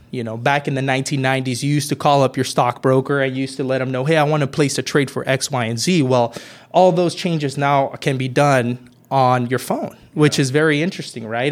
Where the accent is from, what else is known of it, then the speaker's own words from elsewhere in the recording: Merced, California, United States; I'm originally from Merced, California, uh, born and raised there.